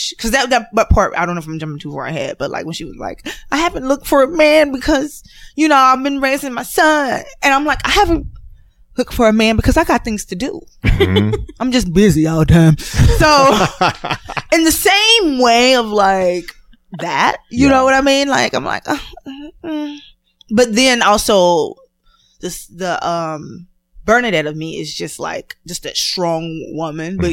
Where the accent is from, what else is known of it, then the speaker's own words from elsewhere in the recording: Texas, United States; I'm from Texas